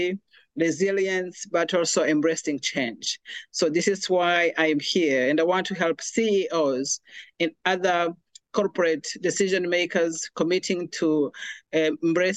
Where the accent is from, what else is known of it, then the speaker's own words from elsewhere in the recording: Rwanda; moved away as an adult; now in United States; I'm originally from Rwanda, and I came to America in 2009 as a refugee